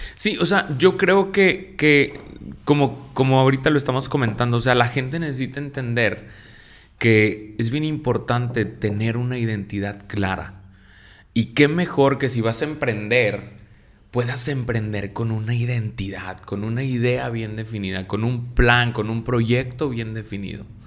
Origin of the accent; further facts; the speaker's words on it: Mexico; nosotros como mexicanos